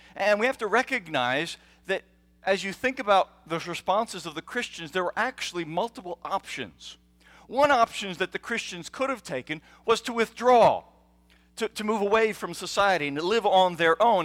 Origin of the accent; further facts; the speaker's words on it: United States; as American children, we are taught